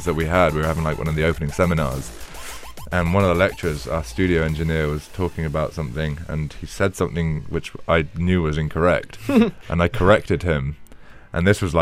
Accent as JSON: {"language": "English", "town": "Penzance", "region": "South West England", "country": "United Kingdom", "tie": "born or raised there", "also_born_or_lived": "London", "moved": "as an adult", "said": "my hometown, like back like where I came from"}